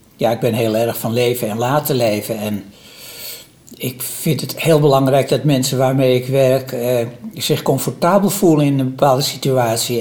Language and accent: Dutch; Amsterdam, North Holland, Netherlands; ik ben in Amsterdam opgegroeid